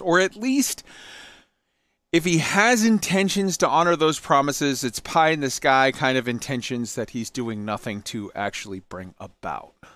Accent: United States; I'm American.

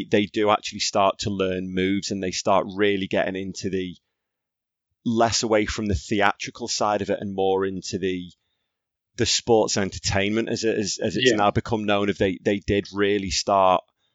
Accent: Skelmersdale, North West England, United Kingdom; I grew up in Skem

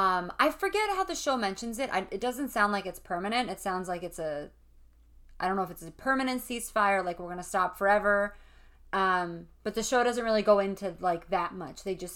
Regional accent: New Jersey, United States; accent: Jersey

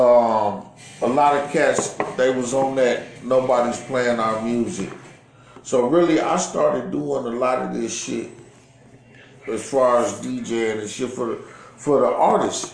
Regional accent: Milwaukee, Wisconsin, United States; I'm from Uptown

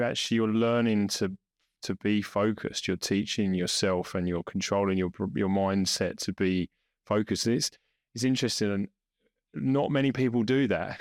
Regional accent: England, United Kingdom; now in Australia; being English

